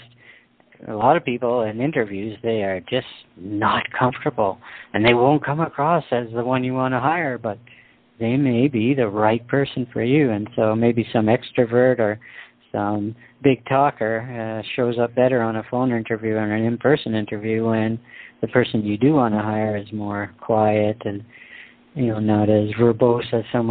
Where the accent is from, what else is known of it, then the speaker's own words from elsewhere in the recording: Canada; I'm a Canadian